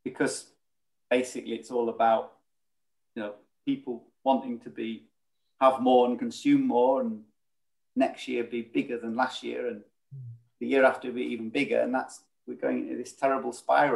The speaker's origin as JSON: {"language": "English", "area": "South Lake District", "region": "North West England", "country": "United Kingdom", "said": "I come from South Lake District. So Northern England feels, more at home."}